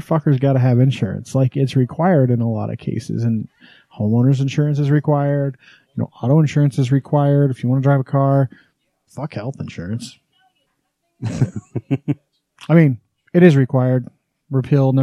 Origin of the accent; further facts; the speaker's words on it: Wyoming, United States; now in Utah, United States; When I was growing up in Wyoming